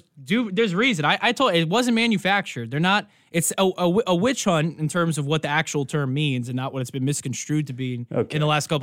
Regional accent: New York City, New York, United States; Well, I'm from Queens, so that's close enough.

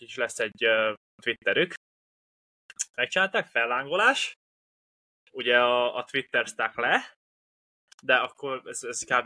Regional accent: Hungary; egy magyarként

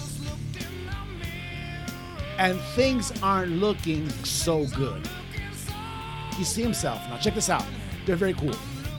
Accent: United States

